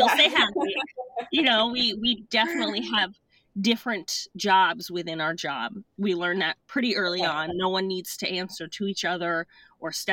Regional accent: Madison, Connecticut, United States; also born or lived in Clinton, Connecticut; I'm from Clinton, Madison, Connecticut

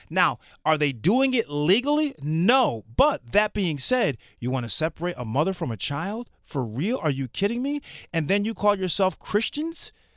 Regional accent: Connecticut, United States; I'm from Connecticut.

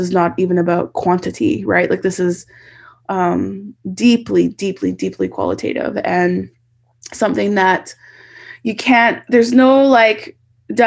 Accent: Edmonton, Alberta, Canada; moved away as an adult; also born or lived in British Columbia; I grew up in Northside Edmonton

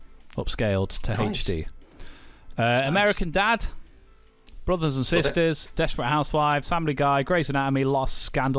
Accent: United Kingdom; Us as two British people

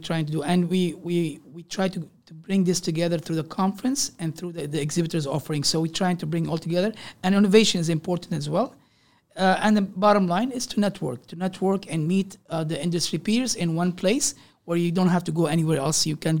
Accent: Canada; when I said I'm a Canadian, they say, oh, yeah, you guys have a nice way.

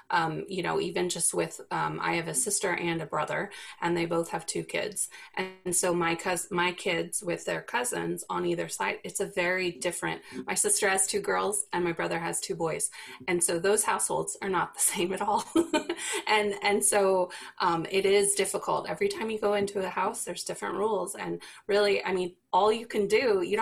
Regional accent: the South, United States; I'm from the South

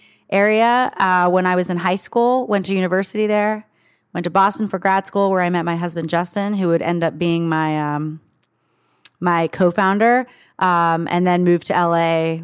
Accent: Saudi Arabia; born there; So I was actually born in Saudi Arabia.

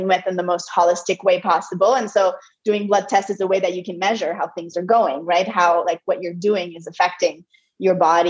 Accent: Montreal, Quebec, Canada; first language French; English is a second language; moved away as an adult; also born or lived in Europe / United States; now in Costa Rica; I'm originally from Montreal and I'm a French Canadian. So English is my second language. French is my first language

